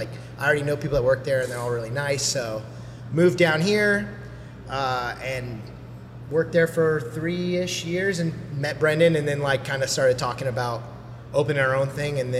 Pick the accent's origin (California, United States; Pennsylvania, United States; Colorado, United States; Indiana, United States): Indiana, United States; moved away as an adult; now in Philadelphia, United States; Yeah, so I'm originally from Indiana.